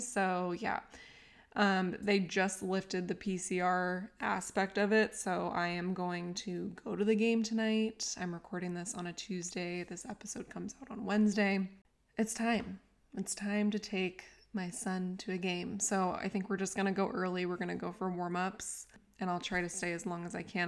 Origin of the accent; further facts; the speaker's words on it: San Diego, California, United States; moved away as an adult; I grew up in San Diego my whole life, then I left